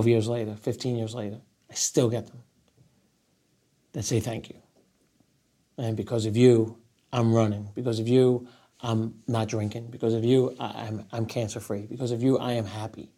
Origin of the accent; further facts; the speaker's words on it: New York, United States; also born or lived in Rockaway Beach, Queens, New York; I'm still a New Yorker